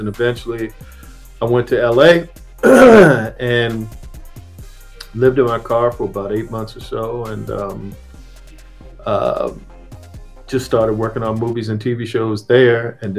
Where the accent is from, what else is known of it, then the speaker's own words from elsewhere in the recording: Annapolis, Maryland, United States; I'm from Maryland, Annapolis, Maryland, to be specific